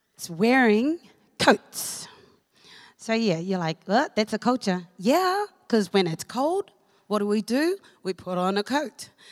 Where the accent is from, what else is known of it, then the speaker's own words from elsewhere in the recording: Auckland, New Zealand; moved away as an adult; also born or lived in Cook Islands; now in Hamilton, New Zealand; I was born in the Cook Islands, um, but I was bred in Auckland. So I lived in Māngere for over 20 years.